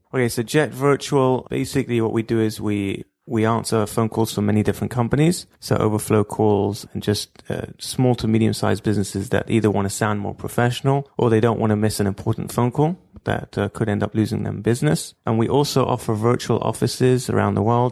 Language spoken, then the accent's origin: English; London, United Kingdom; moved away as an adult; now in Israel; I grew up in Stamford Hill